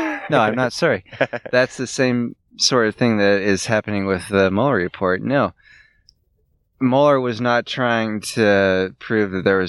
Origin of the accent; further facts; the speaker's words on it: United States; I stand for being an American